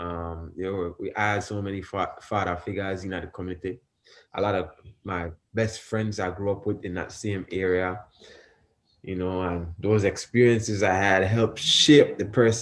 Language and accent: English; Dangriga, Stann Creek District, Belize; I grew up, you know, this small community where they call Harlem Square in Dangriga, Belize